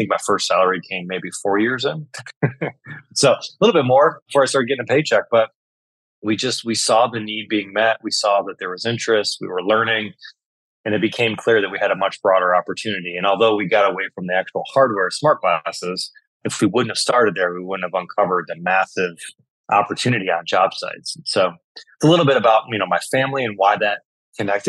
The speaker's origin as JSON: {"language": "English", "region": "Michigan", "country": "United States", "tie": "born or raised there", "said": "I grew up and was born and raised in Michigan"}